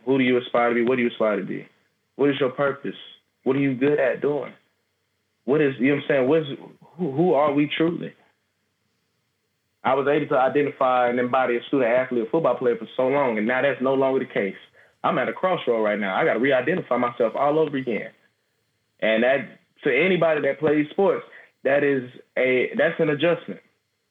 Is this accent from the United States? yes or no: yes; Atlanta, Georgia, United States; one of my friends I grew up with here in Georgia